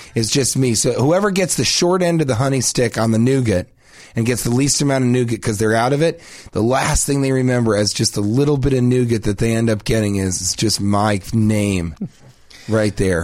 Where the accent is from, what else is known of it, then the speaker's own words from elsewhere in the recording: Denver, Colorado, United States; I'm from Denver.